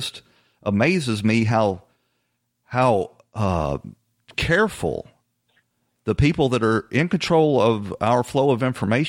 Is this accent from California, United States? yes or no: no; Atlanta, Georgia, United States; I'm from Atlanta, Georgia